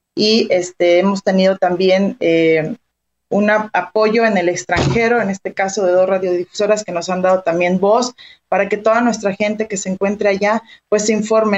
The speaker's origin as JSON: {"language": "Spanish", "country": "Mexico", "said": "como mexicanos"}